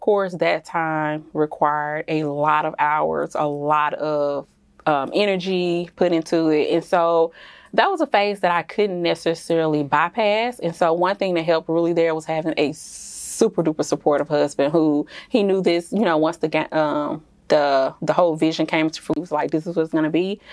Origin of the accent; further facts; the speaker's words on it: Jackson, Mississippi, United States; moved away as an adult; also born or lived in Texas / Dallas; I am originally from Jackson, Mississippi